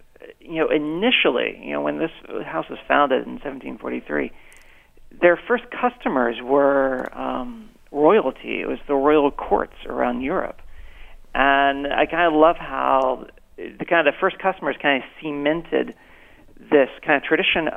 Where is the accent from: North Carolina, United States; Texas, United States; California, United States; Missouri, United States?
North Carolina, United States; Asheville; moved away as an adult; also born or lived in New York City; growing up in North Carolina